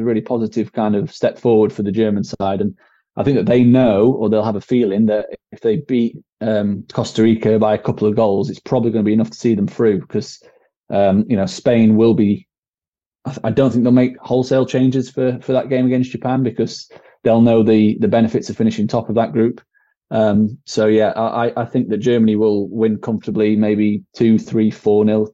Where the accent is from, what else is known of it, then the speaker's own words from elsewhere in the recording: England, United Kingdom; we are English